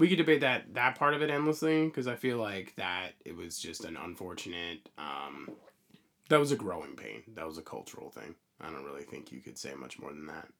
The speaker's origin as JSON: {"language": "English", "country": "United States", "said": "as an American crowd, we as Americans"}